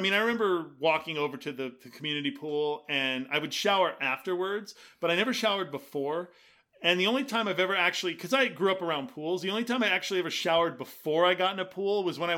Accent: Fullerton, California, United States; There was one in Fullerton where I grew up.

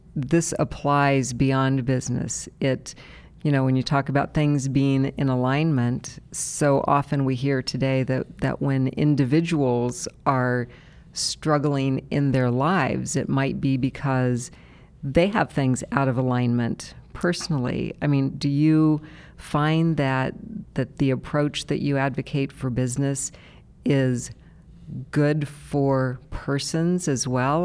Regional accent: Columbus, Ohio, United States; those of us like me who've been here forever

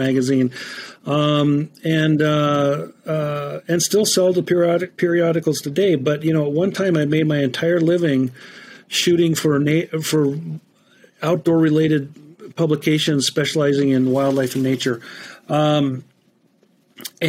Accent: Spokane, Washington, United States; also born or lived in northern Minnesota; now in Montana, United States; Born and raised in Spokane, Washington

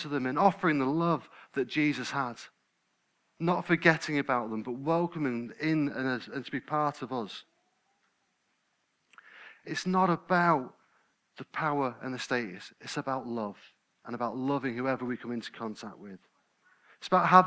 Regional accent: United Kingdom; We're British, aren't we? I nearly said English. I'm not English, I'm British. We're British

